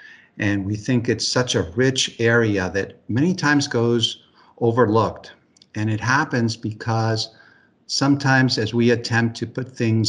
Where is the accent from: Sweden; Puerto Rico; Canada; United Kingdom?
Puerto Rico; San Juan; moved away as an adult; now in United States; some of which I grew up with in San Juan, which is where I was born and spent the early part of my life. And by definition, I am a Puerto Rican. Now, what makes it interesting is that my father was from Spain. My mother's German.